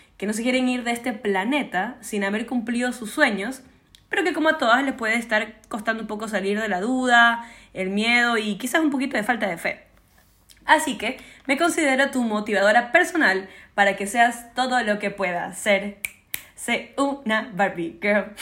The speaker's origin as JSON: {"language": "Spanish", "country": "Ecuador", "tie": "born or raised there", "said": "Yo nací en Ecuador"}